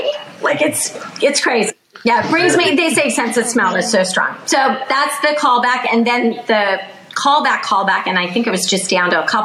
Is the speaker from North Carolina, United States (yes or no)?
no; Northern California, United States; I grew up in Northern California.